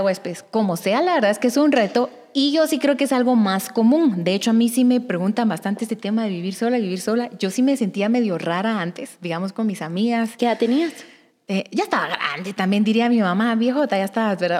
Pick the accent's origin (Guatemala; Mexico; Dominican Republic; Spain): Guatemala; moved away as an adult; also born or lived in Guatemala City; soy del interior de Guatemala y esa es la razón por la que salí de mi casa